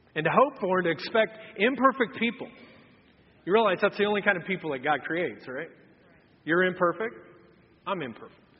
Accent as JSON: {"language": "English", "town": "Anderson", "country": "United States", "tie": "born or raised there", "said": "I grew up in Anderson"}